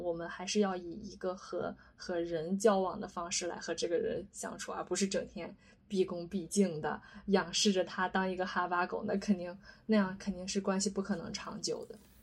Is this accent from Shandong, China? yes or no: yes; Shandong, China; moved away as an adult; now in Shanghai, China; 我是山东人